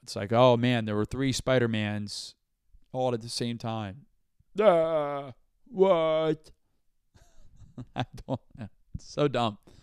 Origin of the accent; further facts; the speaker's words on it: Brandon, Florida, United States; now in New York, United States; I'm from Brandon, Florida